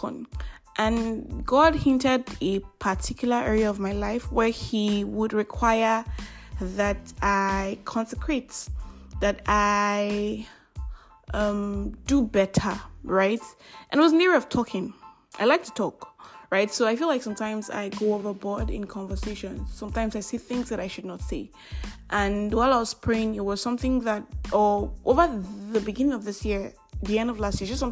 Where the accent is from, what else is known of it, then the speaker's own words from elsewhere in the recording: Nigeria; I am that Nigerian Christian Talkaholic